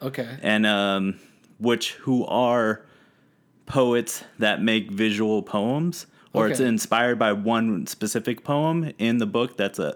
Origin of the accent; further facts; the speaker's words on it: San Bernardino, California, United States; accent: California; first language English; now in Los Angeles, United States; I'm a California native. Okay. Yeah, I'm from San Bernardino.